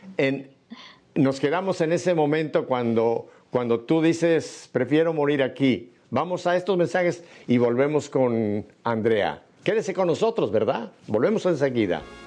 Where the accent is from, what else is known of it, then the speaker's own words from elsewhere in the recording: Mexico; México, en mi país